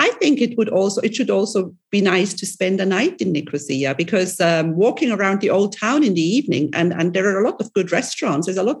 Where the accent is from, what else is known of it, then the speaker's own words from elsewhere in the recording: Switzerland; I am from Switzerland.